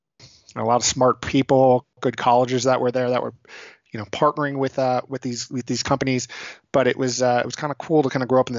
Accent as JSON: {"language": "English", "town": "New York City", "region": "New York", "country": "United States", "tie": "born or raised there", "said": "I was born in New York City. I'm born and raised."}